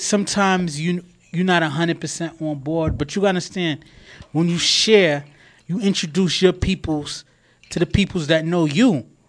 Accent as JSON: {"language": "English", "town": "New York City", "region": "New York", "country": "United States", "said": "I'm proud to be from Queens"}